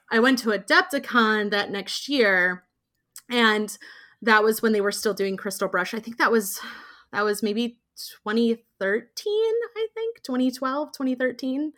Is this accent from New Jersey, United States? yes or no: no; Indiana, United States; I grew up in Indiana